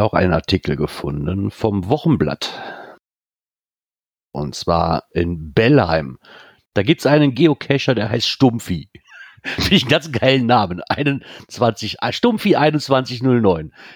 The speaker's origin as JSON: {"language": "German", "country": "Netherlands", "said": "Ich komme aus Holland."}